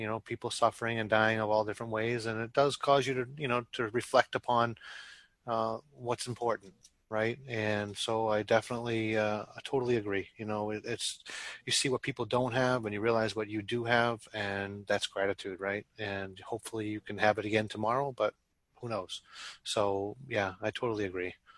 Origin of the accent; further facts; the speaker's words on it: Boston, Massachusetts, United States; I'm probably the only Boston person you guys talk to and know